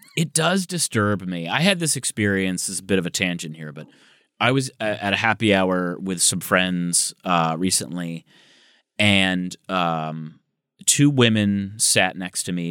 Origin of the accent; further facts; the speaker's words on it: Michigan, United States; now in Los Angeles, United States; I'm from Michigan.